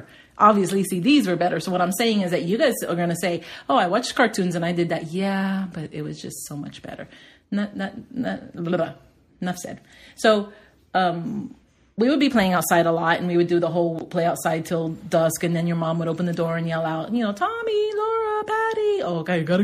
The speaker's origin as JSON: {"language": "English", "town": "Palm Springs North", "region": "Florida", "country": "United States", "tie": "born or raised there", "said": "I grew up in Palm Springs North, which many will say is Hialeah, many will say is Carroll City."}